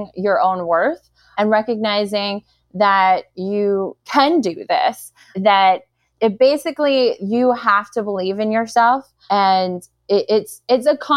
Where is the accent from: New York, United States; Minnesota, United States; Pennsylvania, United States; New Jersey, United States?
New York, United States; New York City; I am a girl from Brooklyn